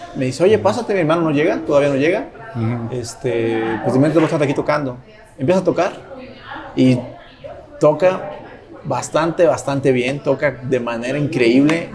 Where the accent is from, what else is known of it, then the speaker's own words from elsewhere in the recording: La Barca, Jalisco, Mexico; also born or lived in Ocotlán; yo soy de un pueblo, soy de La Barca